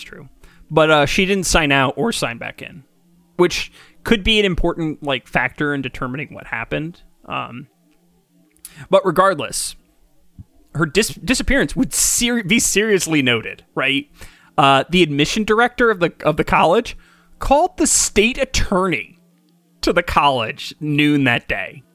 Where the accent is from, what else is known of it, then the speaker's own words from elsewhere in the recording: Kingston, New York, United States; I grew up in Kingston initially